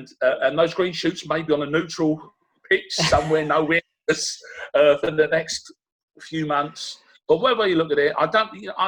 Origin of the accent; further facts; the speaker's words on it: Rochford, East of England, United Kingdom; born there; I was born in Rochford, and for my sins, I love Southend is still my bolt hole.